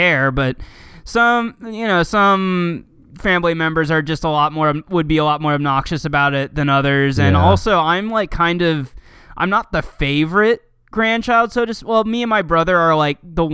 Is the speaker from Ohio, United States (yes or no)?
yes; Cincinnati, Ohio, United States; I grew up in Cincinnati for the most part